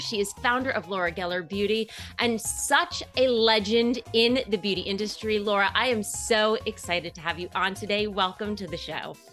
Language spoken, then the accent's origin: English; Putnam County, New York, United States; I was born here in New York City, grew up in Putnam, on the Upper East Side now